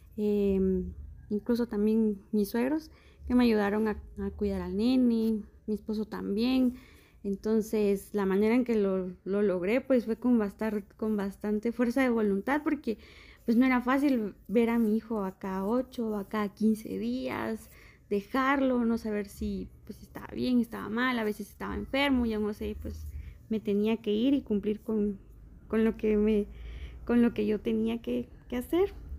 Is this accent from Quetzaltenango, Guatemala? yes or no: yes; Quetzaltenango, Guatemala; Nosotros somos de aquí, de Shela